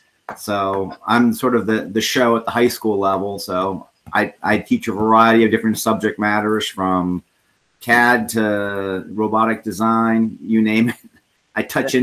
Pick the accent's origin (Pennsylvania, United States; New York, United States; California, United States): Pennsylvania, United States; Bloomsburg; I'm from Bloomsburg. Up in Pennsylvania, based in the middle of the state, and teaching a high school.